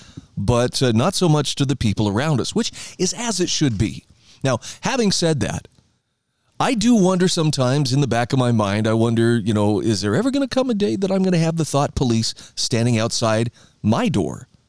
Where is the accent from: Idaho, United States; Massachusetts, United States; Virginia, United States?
Idaho, United States; my home state of Idaho